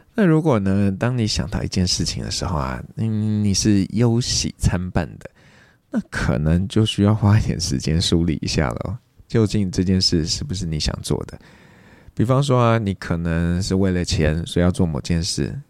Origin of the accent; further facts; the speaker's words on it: Taiwan; 台湾我们算是比较佛系的